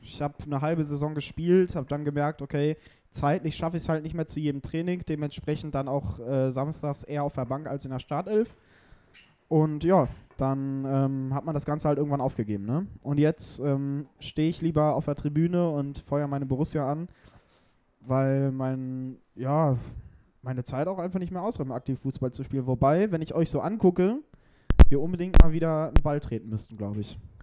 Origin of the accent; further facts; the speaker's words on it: Dortmund, North Rhine-Westphalia, Germany; Ich bin äh, geborener Dortmunder, ich bin hier groß geworden, ich äh, bin hier verwurzelt in dieser Stadt